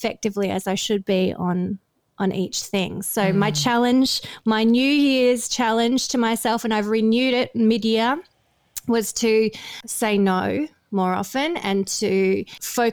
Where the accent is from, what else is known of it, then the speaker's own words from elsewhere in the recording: Victoria, Australia; moved away as an adult; also born or lived in Melbourne; now in Gold Coast, Australia; I'm from Victoria originally, but I live in – so Melbourne's kind of my home base, but I've been living in Queensland for nearly